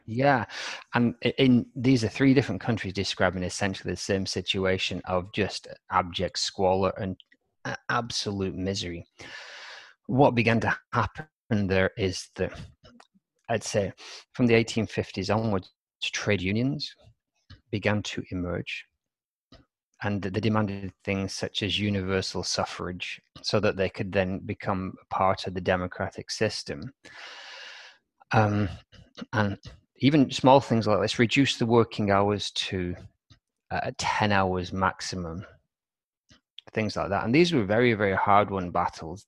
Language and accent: English; Wigan, North West England, United Kingdom; my hometown's, uh, Wigan